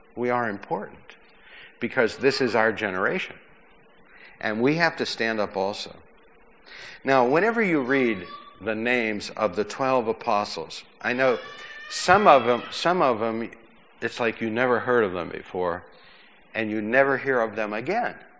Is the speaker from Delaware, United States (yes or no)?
no; McKees Rocks, Pennsylvania, United States; when I was a kid growing up in McKees Rocks, my father worked on trains